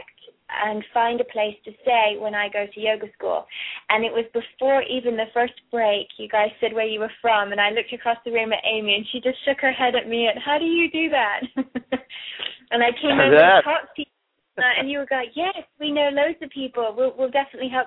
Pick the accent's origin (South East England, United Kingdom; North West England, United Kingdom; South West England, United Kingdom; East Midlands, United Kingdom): South East England, United Kingdom; Kent; also born or lived in London / Cornwall / Florida / Colorado; now in Australia; I am actually was born in Kent. In London, and I went to boarding school in Cornwall, which is the southwest of England. And then in 93, we moved to Florida